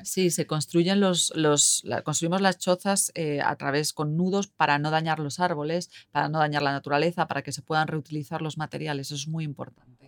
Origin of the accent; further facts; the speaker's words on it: Madrid, Community of Madrid, Spain; moved away as an adult; now in Helsinki, Finland; soy española, de Madrid y vivo aquí en Finlandia desde hace uh, casi nueve años en Helsinki